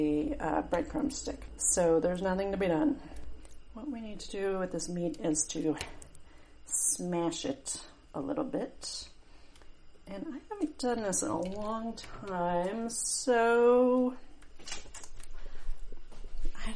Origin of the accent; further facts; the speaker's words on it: New Mexico, United States; I grew up in New Mexico